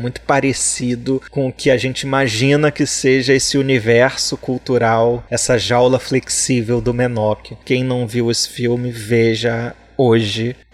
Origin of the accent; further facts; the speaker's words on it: Brazil; Eu sou brasileiro e não faço francês, né?